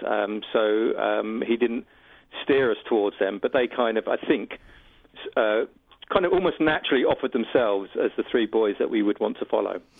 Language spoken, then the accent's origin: English; United Kingdom; I'm a British filmmaker